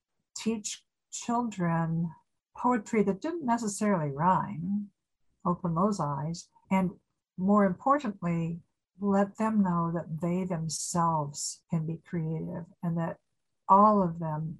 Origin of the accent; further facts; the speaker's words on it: Aurora, Illinois, United States; moved away as an adult; also born or lived in Iowa; Growing up in Aurora